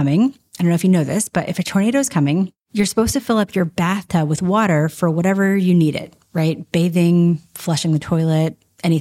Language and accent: English; Nashville, Tennessee, United States; I grew up in Nashville, Tennessee